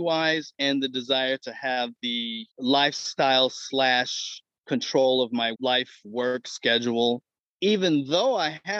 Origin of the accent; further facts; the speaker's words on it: Detroit, Michigan, United States; I grew up in Detroit